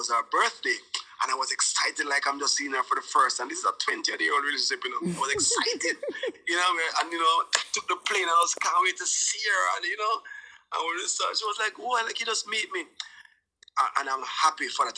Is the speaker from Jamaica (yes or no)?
yes; Jamaica; I went to St. George's College with both Stephen Marley and Ziggy Marley